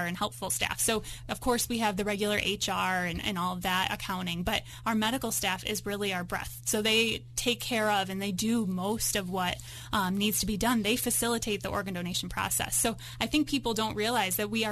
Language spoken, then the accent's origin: English; New York, United States; now in Colorado, United States; I grew up in New York